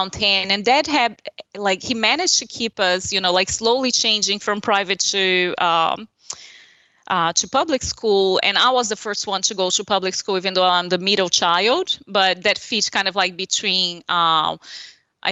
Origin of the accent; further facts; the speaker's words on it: São Paulo, Brazil; English is a second language; moved away as an adult; now in Charleston, United States; that's my hometown